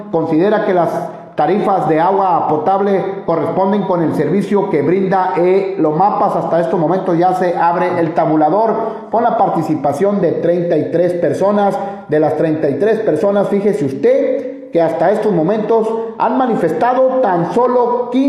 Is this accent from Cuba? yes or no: no; Guatemala; moved away as an adult; ¿De dónde eres? Soy de Guatemala. De Guatemala.